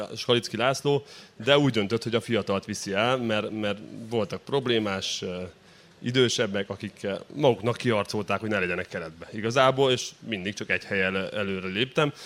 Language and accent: Hungarian; Odorheiu Secuiesc, Harghita County, Romania; born or raised there; moved away as an adult; also born or lived in Szeged, Hungary